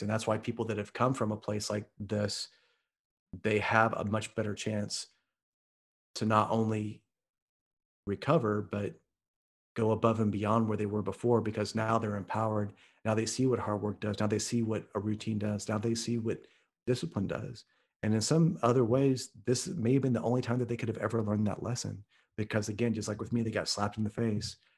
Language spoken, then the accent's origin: English; Midwest, United States; I'm from the Midwest